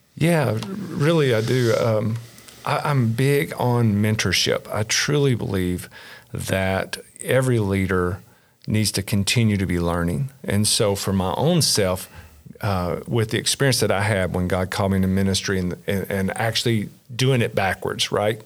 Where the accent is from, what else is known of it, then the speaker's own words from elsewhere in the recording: Kentucky, United States; born and raised in Kentucky, little small rural area, uh, south central part of the state